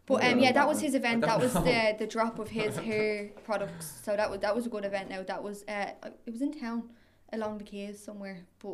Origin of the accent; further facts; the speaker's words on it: Tallaght, Leinster, Ireland; I'm from Tala